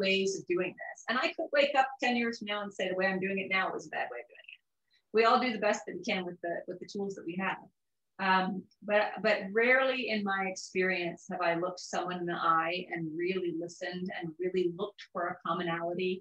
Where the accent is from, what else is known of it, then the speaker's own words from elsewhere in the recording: the South, United States; I grew up in the South